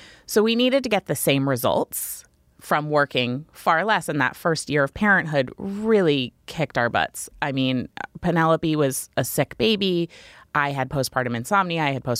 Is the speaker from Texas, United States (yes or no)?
no; Maine, United States; So I always wanted to raise kids in Maine. I moved back to my hometown.